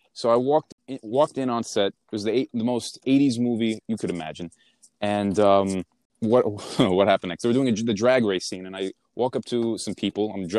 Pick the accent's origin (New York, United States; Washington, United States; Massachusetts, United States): New York, United States; Queens; also born or lived in Manhattan, United States; Yeah, I was born in Manhattan. I was raised in Queens.